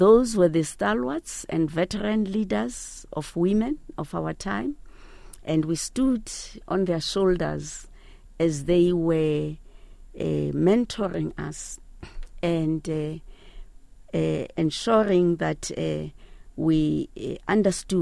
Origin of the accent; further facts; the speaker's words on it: Mthatha, Eastern Cape, South Africa; moved away as an adult; also born or lived in Mqanduli / Johannesburg; now in Uganda; I come from the Eastern Cape province, at that time known as the Transkei. I grew up in Mthatha